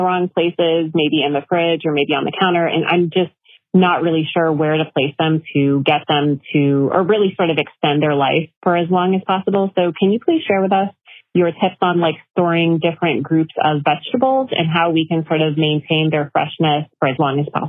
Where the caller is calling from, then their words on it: Massachusetts, United States; I'm calling from Massachusetts.